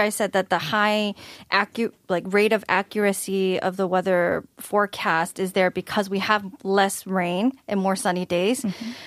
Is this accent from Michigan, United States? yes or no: yes; Michigan, United States; I'm from Michigan, which is relatively colder.